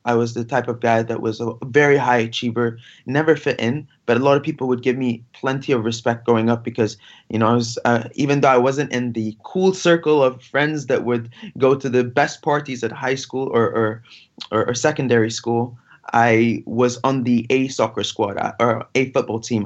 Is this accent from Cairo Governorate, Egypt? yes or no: no; Giza, Giza Governorate, Egypt; I was born in Giza, uh, next to where, you know, the famous Giza pyramids are